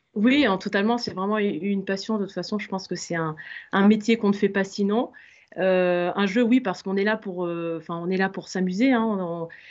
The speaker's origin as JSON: {"language": "French", "town": "Limoges", "region": "Nouvelle-Aquitaine", "country": "France", "tie": "born or raised there", "moved": "yes", "said": "je suis originaire de Limoges"}